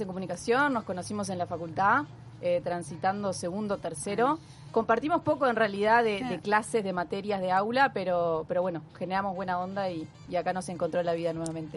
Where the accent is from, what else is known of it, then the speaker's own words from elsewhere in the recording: Punta del Este, Maldonado, Uruguay; also born or lived in Montevideo; yo nací en Montevideo, eh, pero cuando tenía dos, tres meses, mi familia se decidió venirse a vivir a Punta del Este. O sea que me crié y formé casi la, o sea, toda mi vida acá